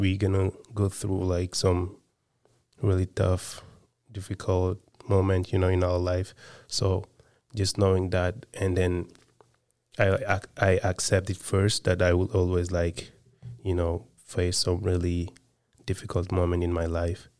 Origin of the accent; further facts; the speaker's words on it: Senegal; moved away; I was born and raised in Senegal